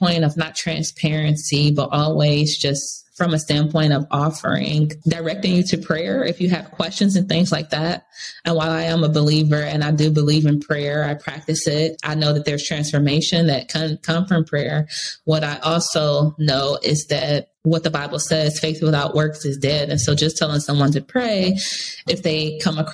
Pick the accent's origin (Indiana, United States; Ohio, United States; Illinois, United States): Ohio, United States; Cleveland; moved away as an adult; now in Charlotte, United States; I'm originally from Cleveland, Ohio. So when I moved from there 10 years ago and came to Charlotte, North Carolina